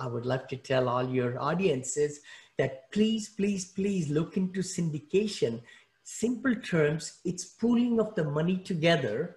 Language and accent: English; New Delhi, Delhi, India; English is a second language; moved away as an adult; also born or lived in Mumbai, India; now in United States; I grew up in New Delhi, India